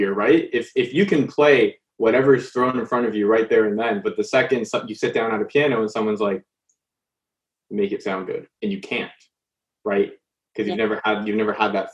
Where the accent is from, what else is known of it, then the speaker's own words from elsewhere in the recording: Canada; growing up in Canada